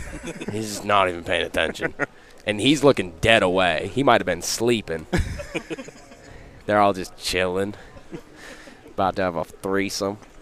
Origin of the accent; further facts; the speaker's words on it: Laconia, New Hampshire, United States; I'm from Laconia, Central New Hampshire